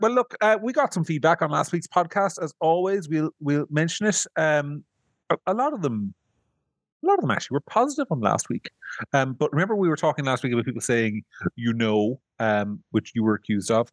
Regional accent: Ireland; I'm from Ireland

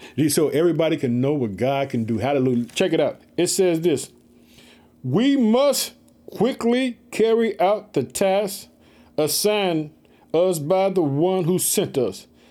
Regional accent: Illinois, United States; In the state of Illinois, which is my home state. I live in Chicago.

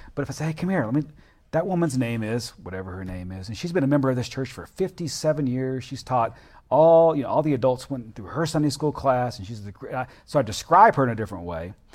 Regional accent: the South, United States; being a Southerner

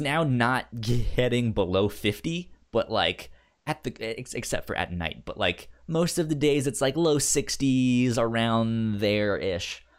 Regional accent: Northern Virginia, United States; growing up in Northern Virginia

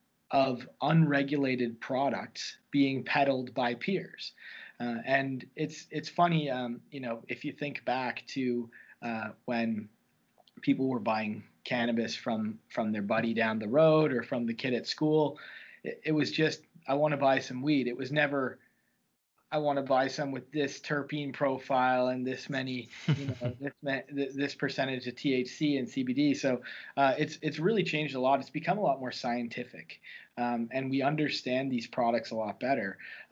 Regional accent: Dartmouth, Nova Scotia, Canada; Growing up in Halifax, in Dartmouth, actually, the dark side, as it's referred to, we had similar issues

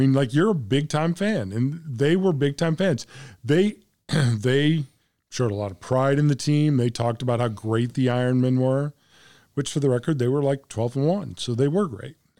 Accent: Central Illinois, United States; I was born in Central Illinois.

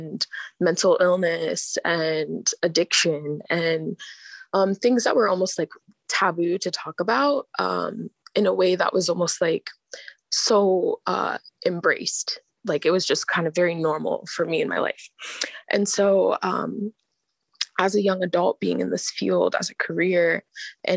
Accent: Anchorage, Alaska, United States; I'm born and raised here in Anchorage, Alaska

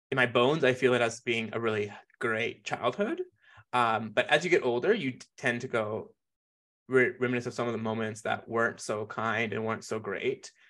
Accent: Calgary, Alberta, Canada; also born or lived in Jamaica; I grew up here in Mokinsis

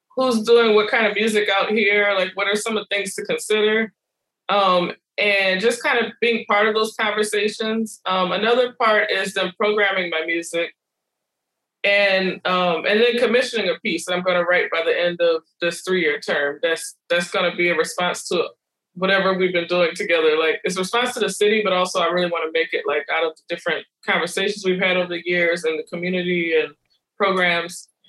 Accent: New Orleans, Louisiana, United States; moved away as an adult; also born or lived in Oberlin, Ohio / Detroit / New Jersey / New York; I grew up in New Orleans

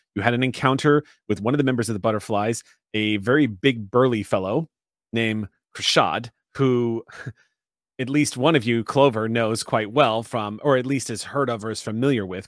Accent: San Antonio, Texas, United States; moved away; I miss my hometown so much

